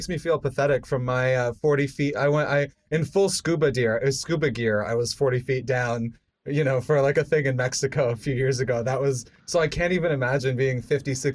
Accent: Canada; growing up in Canada

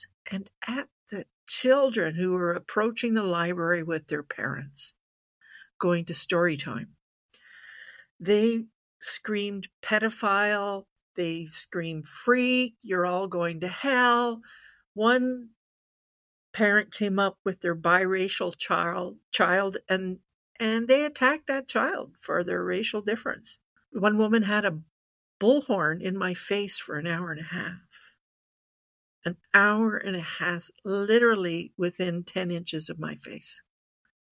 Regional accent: Ottawa Valley, Ontario, Canada; I was born and bred in the Ottawa Valley, right at our seat of parliament.

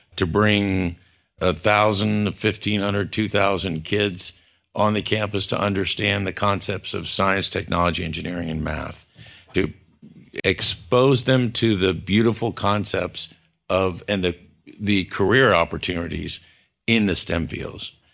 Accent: San Antonio, Texas, United States; I was from San Antonio

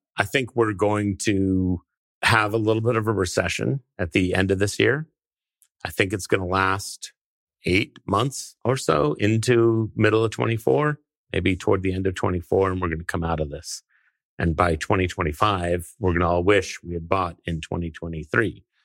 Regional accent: California, United States; I grew up, I was born in California

